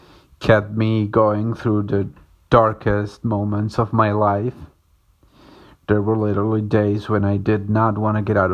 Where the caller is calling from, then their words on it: Córdoba, Argentina; I'm calling from Cordoba in Argentina.